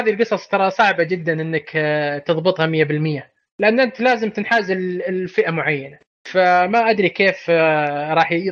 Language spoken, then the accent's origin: Arabic; Saudi Arabia; لك انا اب سعودي